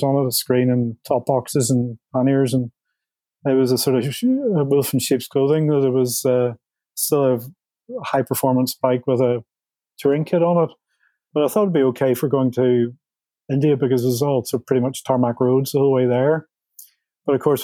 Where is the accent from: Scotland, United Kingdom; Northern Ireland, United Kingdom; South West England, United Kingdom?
Northern Ireland, United Kingdom; Belfast; I grew up in Belfast, Northern Ireland, during the 70s